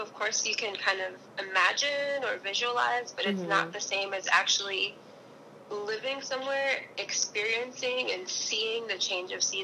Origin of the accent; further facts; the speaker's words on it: South Florida, United States; moved away as an adult; also born or lived in Hawaii; now in New York, United States; I'm originally from South Florida.